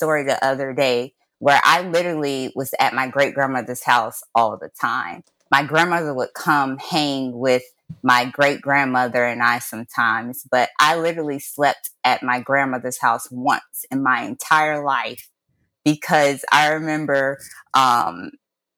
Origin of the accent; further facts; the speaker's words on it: Jacksonville, Florida, United States; I was born and raised in Jacksonville, Florida